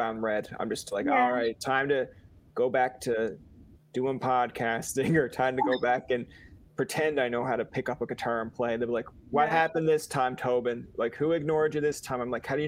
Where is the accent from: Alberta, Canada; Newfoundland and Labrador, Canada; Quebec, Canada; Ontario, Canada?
Newfoundland and Labrador, Canada; I'm a Newfoundlander. I have an accent